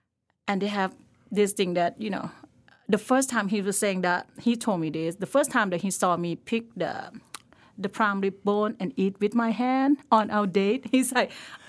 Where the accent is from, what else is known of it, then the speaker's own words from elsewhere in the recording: Lampang, Thailand; English is a second language; So I grew up in a small town in Thailand called Lampang. It was in the mountain, I was saying.